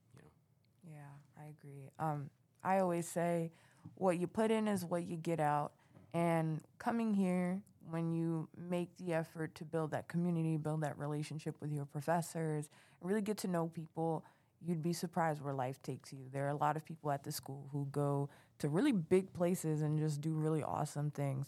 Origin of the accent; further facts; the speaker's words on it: New York City, New York, United States; moved away as an adult; now in Plattsburgh, United States; I'm also from New York City